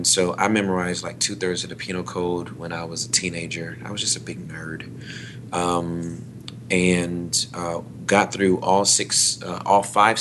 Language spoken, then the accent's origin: English; Inglewood, California, United States; moved away as an adult; also born or lived in West Covina, California; now in Texas, United States; I was born and raised in Southern California, in Inglewood.